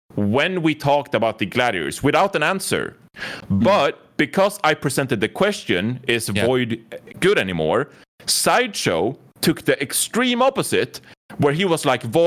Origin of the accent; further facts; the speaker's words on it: Sweden; I'm from Sweden